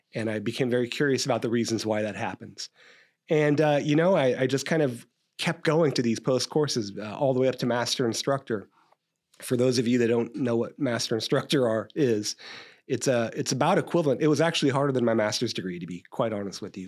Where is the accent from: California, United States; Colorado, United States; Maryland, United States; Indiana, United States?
California, United States; Stockton; I grew up in Stockton